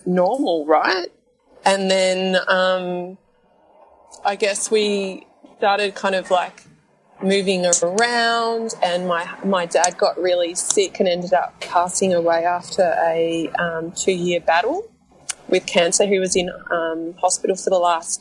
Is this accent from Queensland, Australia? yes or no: no; Melbourne, Victoria, Australia; I'm born and bred in Melbourne, Australia